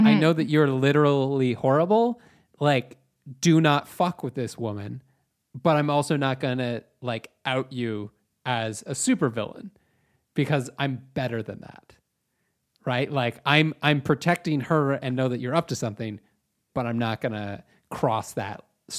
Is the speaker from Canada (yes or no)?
yes; West Coast, Canada; we're Canadian West Coast guys.